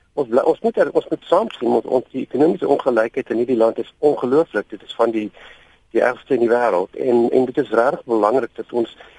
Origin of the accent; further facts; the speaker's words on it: South Africa; as wit mense in Suid-Afrika